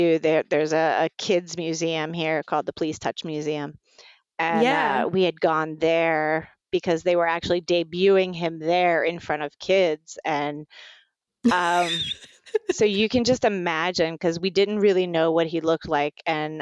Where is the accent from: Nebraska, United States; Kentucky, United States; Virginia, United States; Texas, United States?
Virginia, United States; Virginia Beach; I grew up in Virginia Beach, Virginia